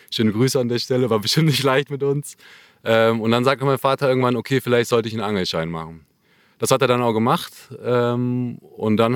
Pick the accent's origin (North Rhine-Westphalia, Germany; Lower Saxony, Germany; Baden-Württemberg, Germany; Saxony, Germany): North Rhine-Westphalia, Germany; Ja, ich bin 30 Jahre alt und komme aus dem Kölner Raum.